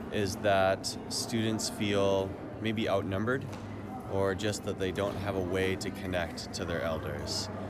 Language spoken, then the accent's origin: English; Palmer, Alaska, United States; I am 35 years old. I'm from Palmer, Alaska.